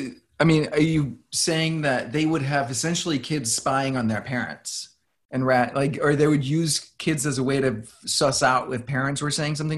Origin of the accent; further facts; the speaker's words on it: Denmark; now in New York, United States; And I was born in Denmark